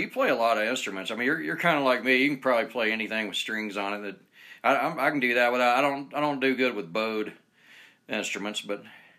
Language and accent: English; Georgia, United States; moved away as an adult; now in Utah, United States; I've moved here back in 2001, and then I left, went back to Georgia where I'm from for a few years, and came back.